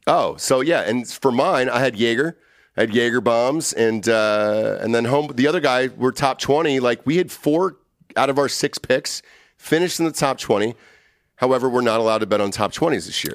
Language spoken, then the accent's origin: English; Atlanta, Georgia, United States; my hometown. My hometown.